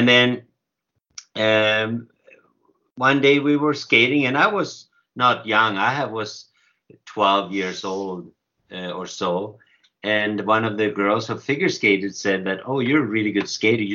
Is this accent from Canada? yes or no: no; Sweden; I'm from Sweden